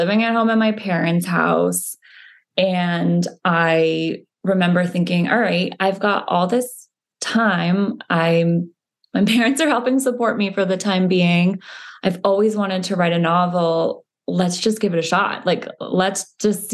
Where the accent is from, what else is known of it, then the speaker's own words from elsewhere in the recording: Connecticut, United States; I grew up in Connecticut